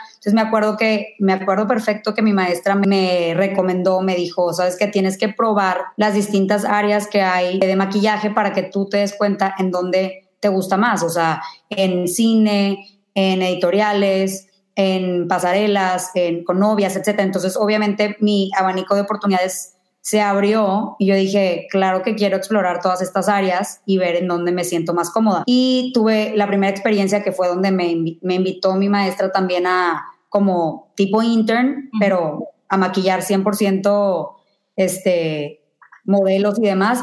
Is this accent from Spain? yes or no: no; Mexico; now in New York, United States; soy de México